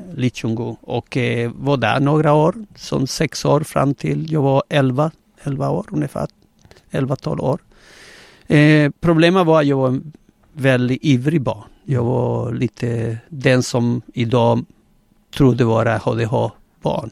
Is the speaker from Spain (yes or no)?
yes; Gran Canaria, Canary Islands, Spain; Swedish is a second language; now in Sweden; jag är spanjor, eh, född på Gran Canaria eh, på 60-talet